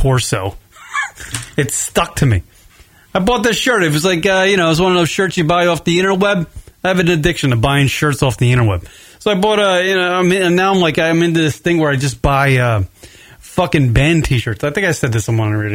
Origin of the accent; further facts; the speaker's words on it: near the Hamptons, east end of Long Island, New York, United States; now in Arizona, United States; I'm from nearly like the Hamptons. I'm pretty close to the Hamptons